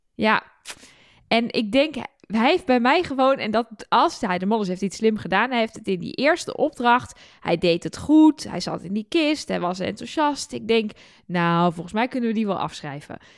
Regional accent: Twente, Overijssel, Netherlands; ik kom uit Twente.

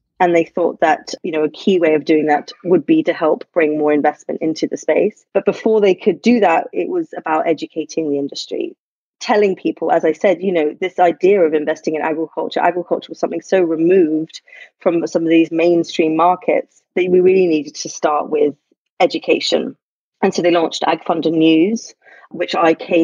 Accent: London, United Kingdom; moved away as an adult; now in New York, United States; I grew up in London

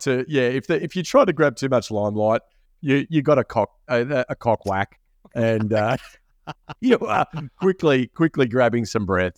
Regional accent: Sydney, New South Wales, Australia; you and I growing up in the Badlands of Sydney's Northern Beaches.

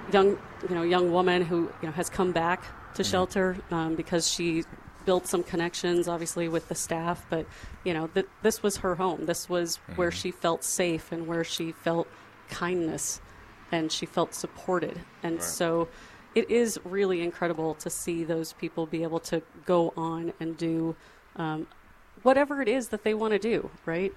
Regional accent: Lincoln, Nebraska, United States; also born or lived in Washington, D.C.; now in Omaha, United States; I grew up in Lincoln

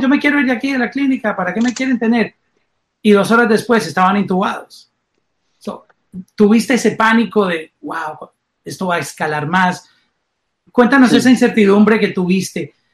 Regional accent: Colombia; now in Miami, United States; como soy colombiano

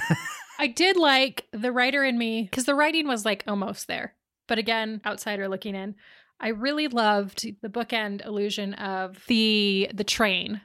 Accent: Boise, Idaho, United States; born or raised there

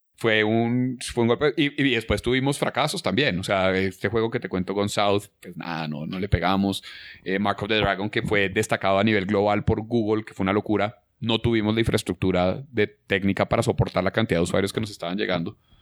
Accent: Colombia

